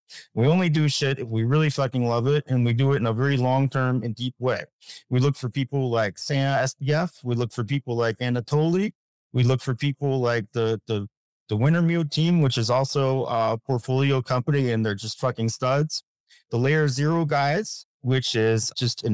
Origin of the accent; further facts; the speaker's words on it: United States; I'm an American